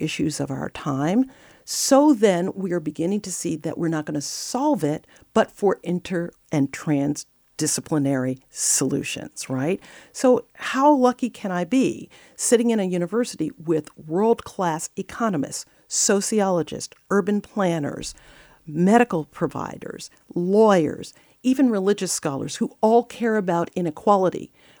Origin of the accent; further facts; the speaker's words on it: New York City, New York, United States; So I grew up in the South Bronx, and I had two parents who were really just dedicated to my education.